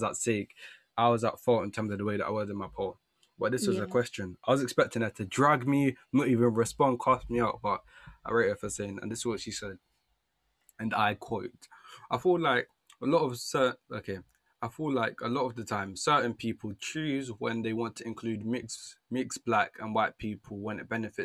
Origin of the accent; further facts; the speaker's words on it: London, United Kingdom; also born or lived in Jamaica; I grew up in South London, the place that I grew up in, there's a lot of black people